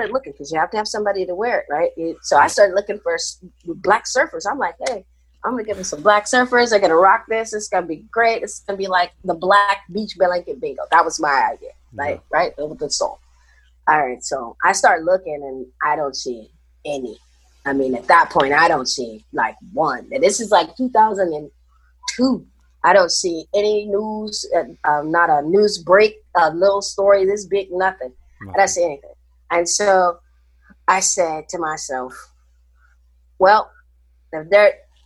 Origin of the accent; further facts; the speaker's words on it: Kansas City, Missouri, United States; also born or lived in Hawaii / San Jose, California; now in California, United States; Growing up in the 70s, I grew up, like I said, in Kansas City